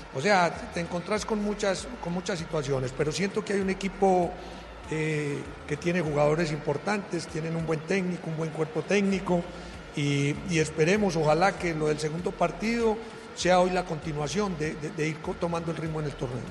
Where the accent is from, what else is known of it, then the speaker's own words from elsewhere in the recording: Colombia; como colombiano